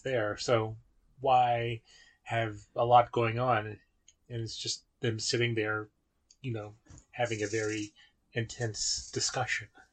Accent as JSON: {"language": "English", "region": "West Virginia", "country": "United States", "moved": "yes", "said": "I'm originally from West Virginia"}